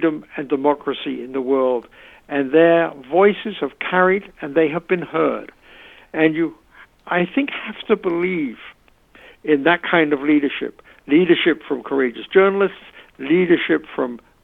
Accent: United Kingdom; moved away; I'm originally British.

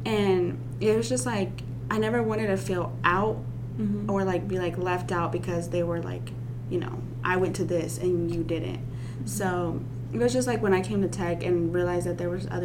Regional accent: Russellville, Arkansas, United States; also born or lived in Guerrero, Mexico; I'm from Russellville

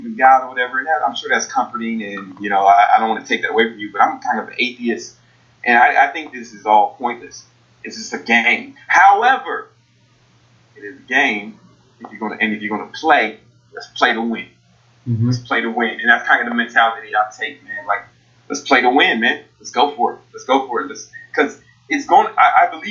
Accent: Chicago, Illinois, United States; I'm from Southside Chicago.

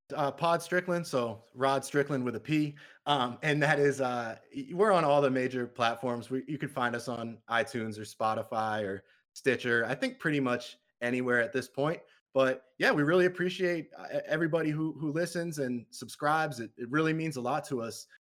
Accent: Massachusetts, United States; I'm from Massachusetts

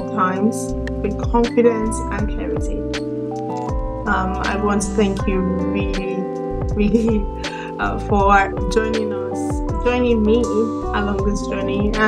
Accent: Nigeria; also born or lived in Sweden; now in London, United Kingdom; I'm a Nigerian, born and raised, and I'm also Swedish. I've been lived in Sweden for the better part of my life.

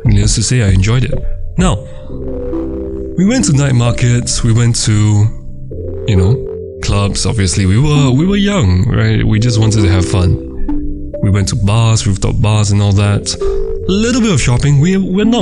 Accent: Myanmar; moved away; Myanmar, my hometown

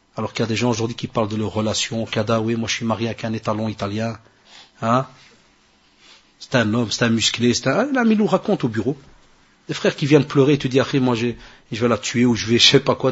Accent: Morocco; chez nous au Maroc

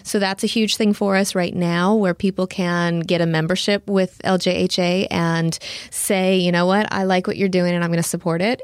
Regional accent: Nebraska, United States; moved away as an adult; also born or lived in Houston, Texas; now in Lake Jackson, United States; I, I grew up in Nebraska, so I am a small town girl.

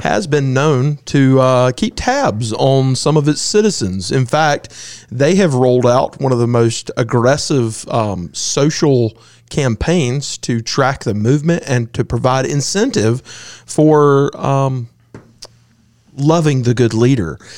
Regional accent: United States; I'm an American

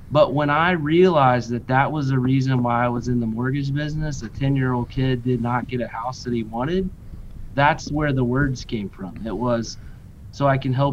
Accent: Cincinnati, Ohio, United States; it's where I grew up. It's my hometown.

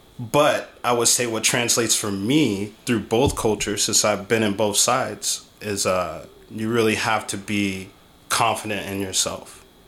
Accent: Portland, Oregon, United States; also born or lived in Arizona; now in Las Vegas, United States; I was born in Arizona, Portland. My pop got stationed in Portland, so we were there for the majority of my life.

